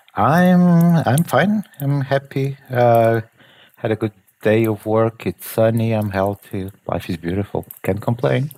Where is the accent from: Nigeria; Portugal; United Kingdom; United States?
Portugal; I'm from Portugal